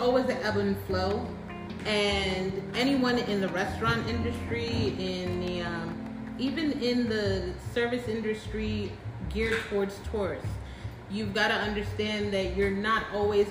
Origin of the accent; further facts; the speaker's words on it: New York City, New York, United States; now in Florida, United States; we're all from Brooklyn